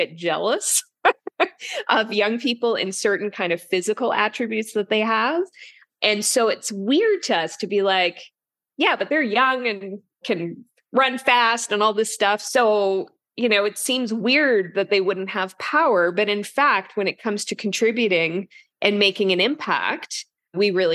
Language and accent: English; Yukon, Canada; now in Toronto, Canada; I grew up in the Yukon, which is basically beside Alaska. And so I'm also jealous as I'm in the Eastern Canada now